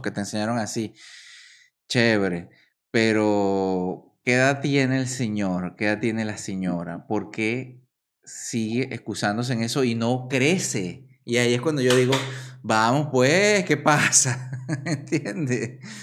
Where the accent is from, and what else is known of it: Venezuela; born or raised there; moved away; also born or lived in Caracas, Venezuela